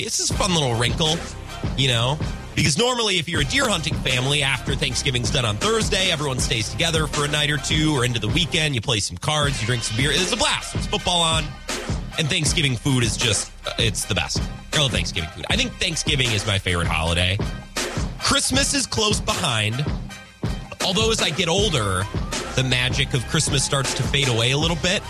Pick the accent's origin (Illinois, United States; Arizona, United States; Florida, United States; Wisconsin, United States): Wisconsin, United States; I'm from Wisconsin